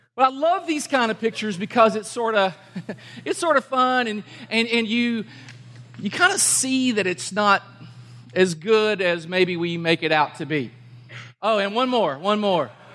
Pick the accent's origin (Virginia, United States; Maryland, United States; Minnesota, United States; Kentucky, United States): Kentucky, United States; I'm from Kentucky